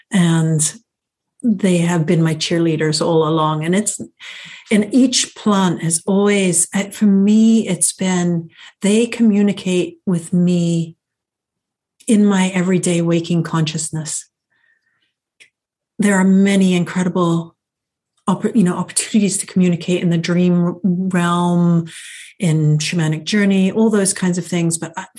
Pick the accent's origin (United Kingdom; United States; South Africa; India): United Kingdom; England; I thought it was because I was an American growing up in England.